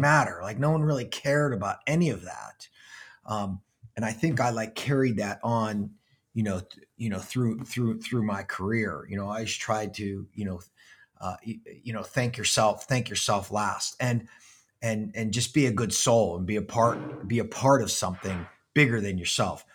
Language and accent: English; Pittsburgh, Pennsylvania, United States; I was born and raised in Pittsburgh, Pennsylvania